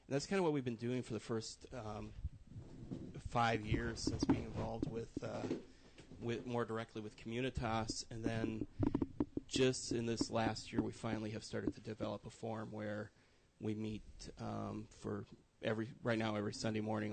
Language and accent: English; Wisconsin, United States; moved away as an adult; also born or lived in Minneapolis-St. Paul, Minnesota; now in Central Indiana, United States; I grew up in Wisconsin, spent 20 years there